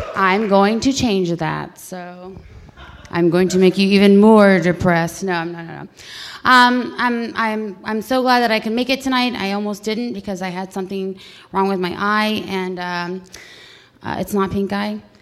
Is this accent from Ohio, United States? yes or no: yes; Youngstown, Ohio, United States; I was born on Gypsy Lane in Youngstown, Ohio